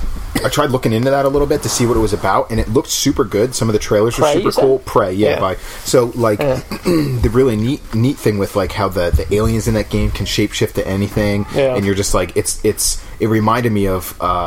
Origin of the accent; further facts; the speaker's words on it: Australia; I'm from Australia.